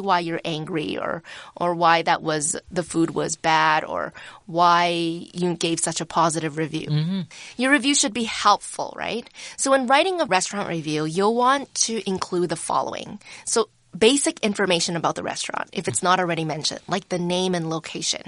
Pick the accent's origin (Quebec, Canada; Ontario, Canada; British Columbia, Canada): British Columbia, Canada; Vancouver; I grew up in Vancouver